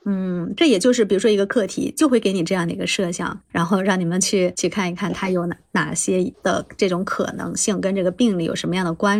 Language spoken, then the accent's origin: Chinese; Shanxi, China; 我们当地，当地咱们山西这边医院